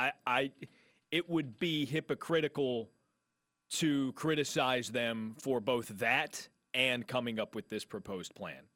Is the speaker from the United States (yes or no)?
yes; Wytheville, Virginia, United States